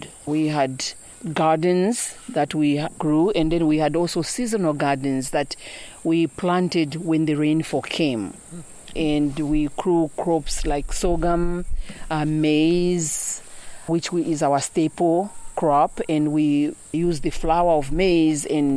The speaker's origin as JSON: {"language": "English", "area": "Nsongwe village", "region": "Southern Province", "country": "Zambia", "tie": "born or raised there", "also_born_or_lived": "United States", "moved": "as an adult", "said": "I was born and raised in Songwe village in Zambia."}